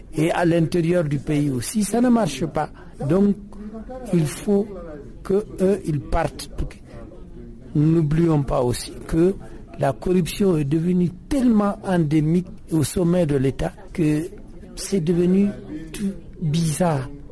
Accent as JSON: {"language": "French", "area": "the North", "region": "northern Mali", "country": "Mali", "said": "je suis du Nord"}